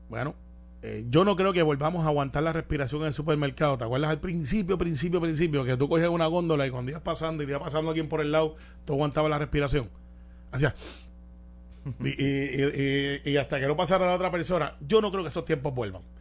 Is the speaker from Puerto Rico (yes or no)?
yes; Jayuya, Puerto Rico; also born or lived in Utuado (birthplace); now in Santurce, Puerto Rico; Me crié en Jayuya desde